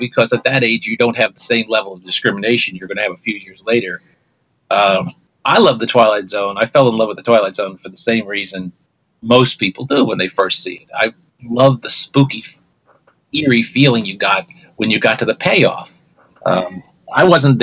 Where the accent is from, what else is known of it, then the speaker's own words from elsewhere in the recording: New York, United States; growing up in New York in this era